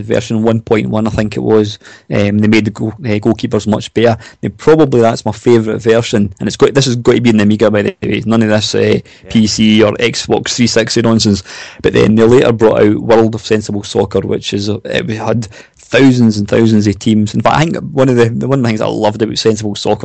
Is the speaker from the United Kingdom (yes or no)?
yes; Scotland, United Kingdom; I'm Scottish